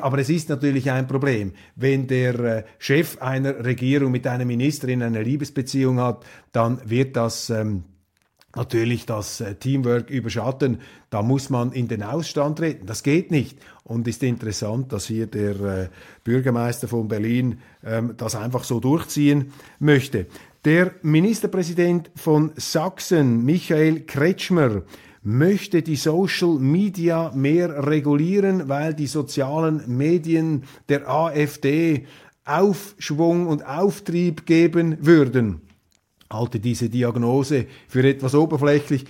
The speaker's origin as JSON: {"language": "German", "country": "Switzerland", "said": "als Schweizer"}